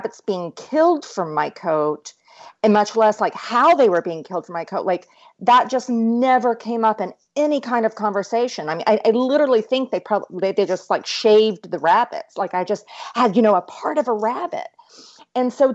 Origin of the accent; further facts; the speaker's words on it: East Tennessee, United States; I grew up in East Tennessee, where we are known as the volunteer state